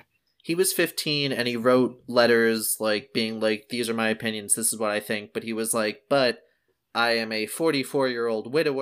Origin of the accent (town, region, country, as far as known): right outside of Philadelphia, New Jersey, United States; born or raised there